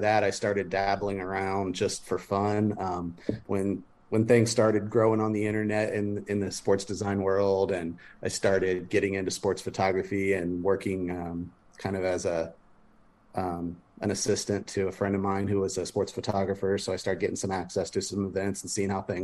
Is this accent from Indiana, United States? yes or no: yes; Lafayette, Indiana, United States; also born or lived in Muncie; I'm from Lafayette, so I've been in this area my whole life